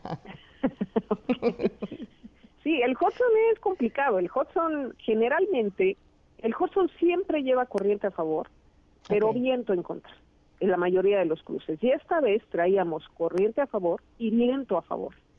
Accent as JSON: {"language": "Spanish", "country": "Mexico", "said": "somos las mujeres mexicanas"}